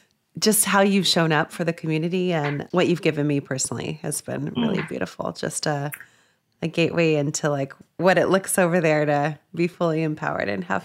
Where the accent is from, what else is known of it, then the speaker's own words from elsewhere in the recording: Las Cruces, New Mexico, United States; moved away as an adult; I identify mainly as Latin. I will say, you know, the way I grew up in Las Cruces, New Mexico. And I think it was probably, I think I was in fourth grade when I realized I wasn't Mexican.